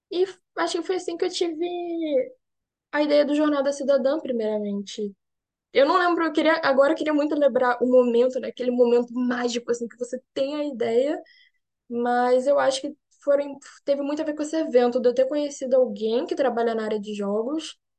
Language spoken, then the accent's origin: Portuguese; Rio de Janeiro, Brazil; moved away as an adult; now in Berlin, Germany; sou do Rio de Janeiro. Eu sou cientista, eu agora estou falando com vocês daqui de Berlim.